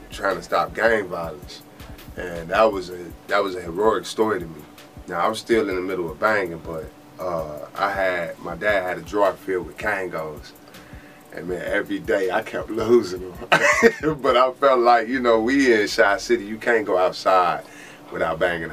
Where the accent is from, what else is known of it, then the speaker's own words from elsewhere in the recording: Chicago, Illinois, United States; moved away as an adult; also born or lived in Oklahoma / Texas; now in Tennessee, United States; I grew up 93rd and Troop, Southside, Brainerd Park